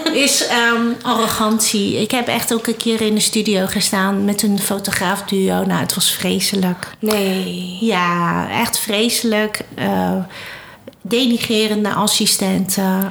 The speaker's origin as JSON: {"language": "Dutch", "country": "Netherlands", "tie": "born or raised there", "said": "ik ben Chinees, hè? ik ben hier in Nederland geboren."}